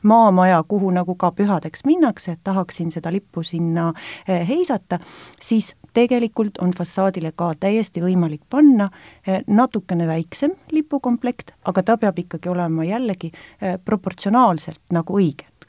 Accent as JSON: {"language": "Estonian", "country": "Estonia", "said": "me oleme eestlased ja meil on oma riik"}